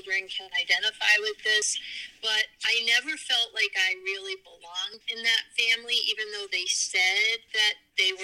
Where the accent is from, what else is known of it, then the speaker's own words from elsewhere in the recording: New Jersey, United States; also born or lived in Logan, West Virginia; I was adopted from West Virginia, and I was adopted in New Jersey